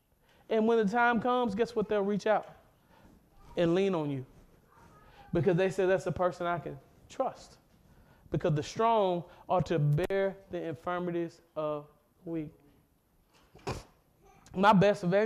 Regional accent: Mississippi, United States; I'm from Mississippi

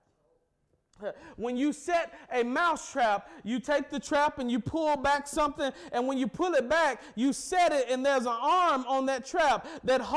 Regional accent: the South, United States; I'm from the South

